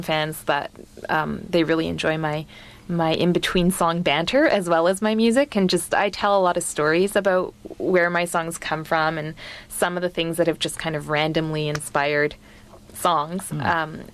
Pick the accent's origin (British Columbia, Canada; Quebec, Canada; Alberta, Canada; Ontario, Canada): British Columbia, Canada; Vancouver; moved away as an adult; also born or lived in Halifax, Canada; I grew up in Vancouver on the West Coast